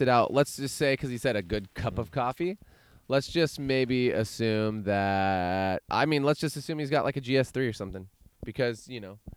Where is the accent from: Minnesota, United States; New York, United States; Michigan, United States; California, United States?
California, United States; Chico; I'm from Chico. It's another valley.